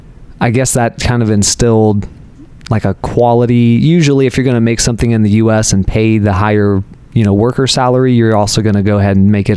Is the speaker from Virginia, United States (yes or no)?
no; Austin, Texas, United States; also born or lived in Round Rock / San Marcos; Right here in Austin.